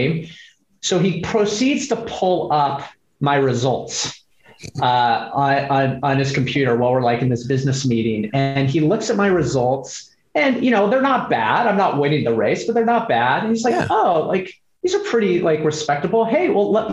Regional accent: Seattle, Washington, United States; moved away as an adult; also born or lived in California / New York / Los Angeles; born and raised in Seattle.

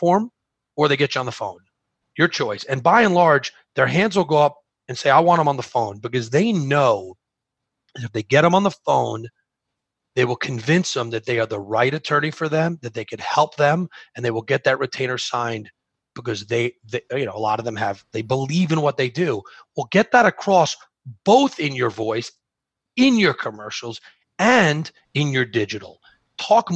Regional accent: New York, United States; I'm from New York

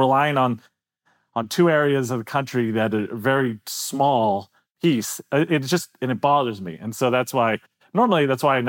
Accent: Pittsburgh, Pennsylvania, United States; I'm from Pittsburgh

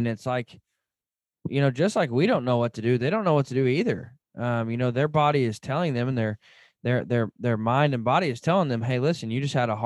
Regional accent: Arkansas, United States; moved away; I grew up in Arkansas

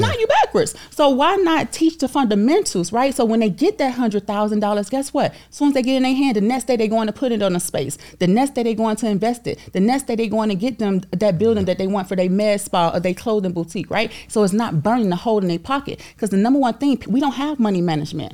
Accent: Miami, Florida, United States; I'm from, I'm from Overtown, Miami

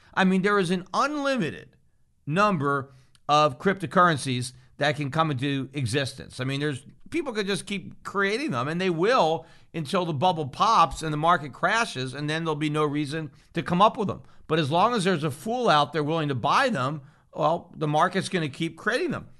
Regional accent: United States; as an American citizen

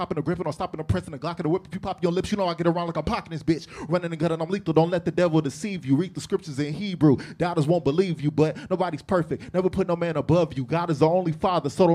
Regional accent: Long Beach, California, United States; I'm from Long Beach. That's Crip City, but I don't bang

